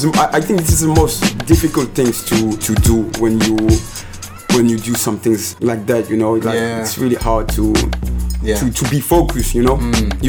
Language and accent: English; Cergy, Île-de-France, France; born there; I was born in Sergi.